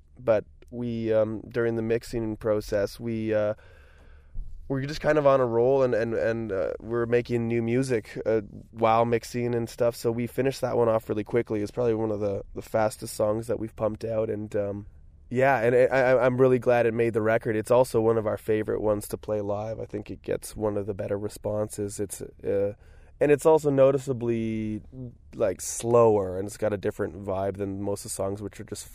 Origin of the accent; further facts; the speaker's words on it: Ottawa, Ontario, Canada; now in Toronto, Canada; Hayden and I grew up in Ottawa